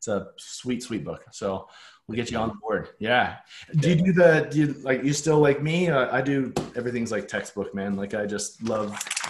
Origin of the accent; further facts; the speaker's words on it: Calgary, Alberta, Canada; growing up in Calgary